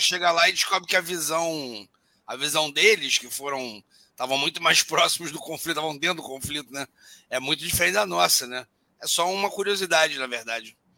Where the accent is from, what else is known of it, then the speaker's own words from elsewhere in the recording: Rio de Janeiro, Brazil; sou nascido e criado no Rio de Janeiro, né? É uma cidade grande, e carioca, enfim, não sou paulista